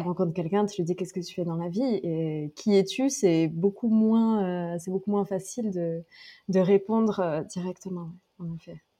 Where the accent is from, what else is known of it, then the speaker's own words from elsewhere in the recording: Drôme, Auvergne-Rhône-Alpes, France; also born or lived in Lyon / Paris; now in Istanbul, Turkey; je viens de la Drôme, dans le sud-est de la France, j'ai vécu à Lyon, à Paris et maintenant j'habite, j'habite à Istanbul